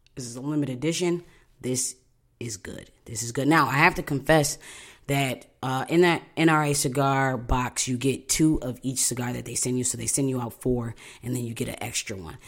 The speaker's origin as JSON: {"language": "English", "town": "Buffalo", "region": "New York", "country": "United States", "moved": "yes", "said": "I'm from Buffalo, New York"}